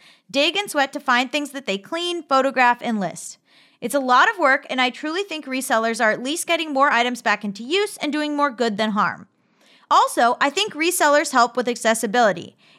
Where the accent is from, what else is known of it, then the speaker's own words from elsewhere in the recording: Texas, United States; I grew up in North Texas, the south part of Tornado Alley